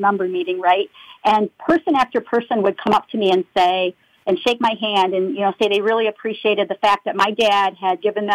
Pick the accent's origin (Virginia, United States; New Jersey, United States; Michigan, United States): Michigan, United States; Saginaw; I was born and raised in Saginaw, Michigan, just north of Flint.